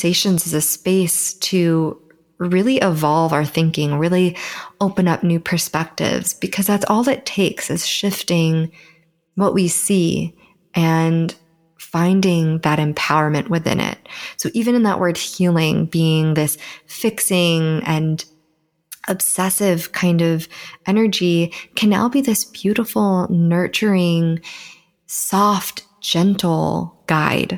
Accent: Southern California, United States; born and raised in Southern California, and I do currently live here

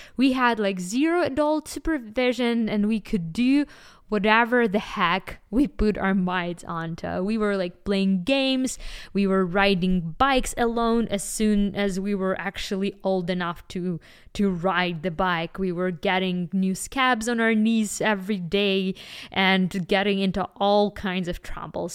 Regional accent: Kyiv, Ukraine; I was born in Ukraine in the nineties, and, uh, me and my family, we lived in a very small and simple apartment in the heart of, of the capital city, Kyiv

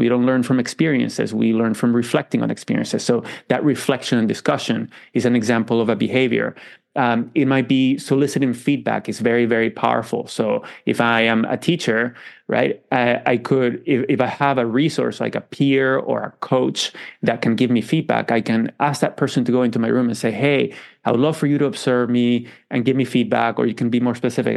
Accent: Venezuela; moved away; I grew up in Venezuela

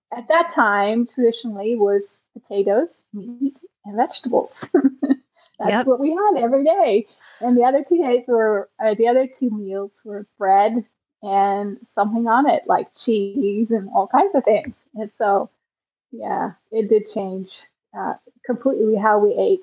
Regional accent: Netherlands; I grew up in the Netherlands

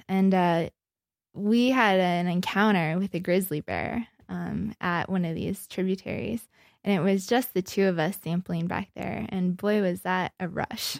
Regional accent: Tioga, North Dakota, United States; moved away as an adult; also born or lived in Yellowstone National Park; now in Montana, United States; I grew up in Western North Dakota, a tiny town of, uh, twenty-five hundred people, um, Tioga, North Dakota.

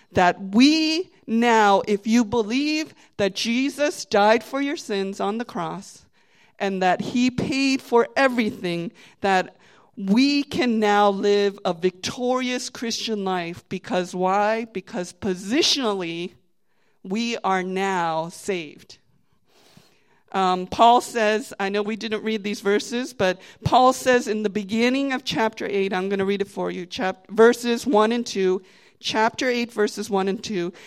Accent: Virginia, United States; now in New Jersey, United States; I'm from Virginia

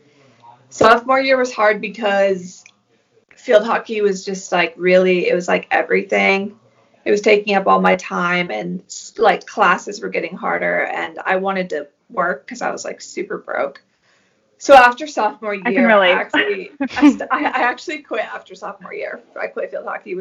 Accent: Sidney, Maine, United States; also born or lived in Portsmouth, New Hampshire / Maryland; when I was like 4, we moved to like central Maine, Sydney, Maine. And that's pretty much where I grew up.

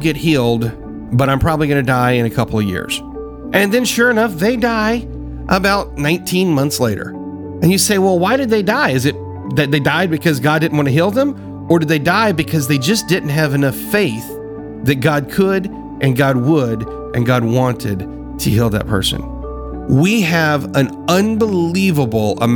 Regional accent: the South, United States; I grew up in the South. I grew up down here where we consider it the buckle of the Bible Belt

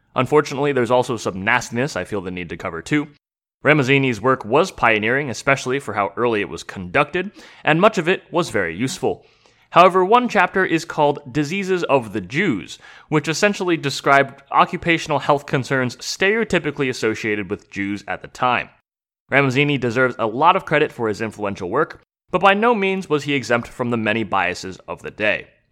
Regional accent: United States; as an American

